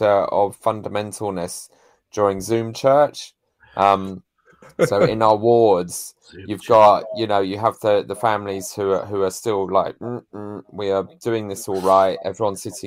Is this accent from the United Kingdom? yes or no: yes; United Kingdom; we're British